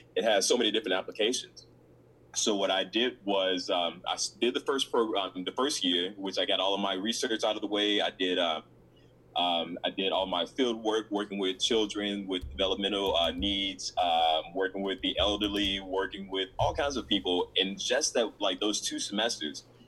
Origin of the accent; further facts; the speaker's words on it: Memphis, Tennessee, United States; moved away as an adult; also born or lived in Chicago, Illinois / Mississippi; I ended up living in uh, Memphis, Tennessee, with my dad and um, that's where I went to. Uh, that's where I graduated from high school